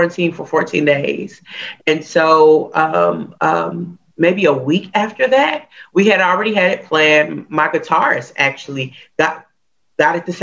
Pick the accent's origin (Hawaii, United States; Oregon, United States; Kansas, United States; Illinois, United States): Hawaii, United States; growing up in Hawaii, music is everywhere